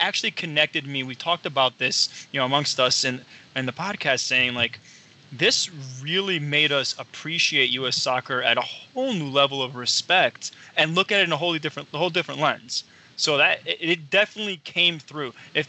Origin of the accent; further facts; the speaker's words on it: Italy; now in United States; I myself am an immigrant. Like, I was born in Italy, came here